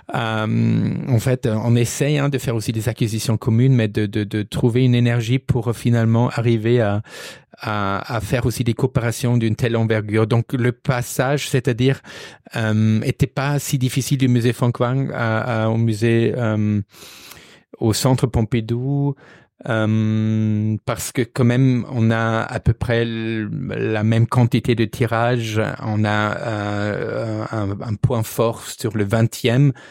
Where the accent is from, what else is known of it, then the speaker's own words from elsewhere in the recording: Regensburg, Bavaria, Germany; accent: German; French is a second language; moved away as an adult; also born or lived in Arles, France; now in Paris, France; on va entendre que je suis d'origine allemande. Je viens du sud de l'Allemagne, de Ratisbonne, sur le Danube.